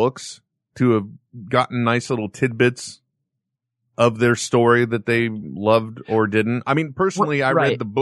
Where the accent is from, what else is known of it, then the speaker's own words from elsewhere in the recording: California, United States; I'm the one from California